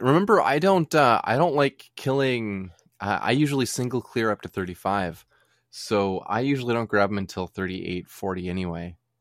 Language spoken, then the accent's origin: English; United States; we're American.